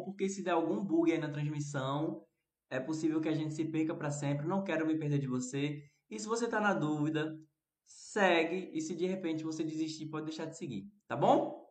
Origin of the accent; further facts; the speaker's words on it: Recife, Pernambuco, Brazil; aqui no Recife a gente também fala arroz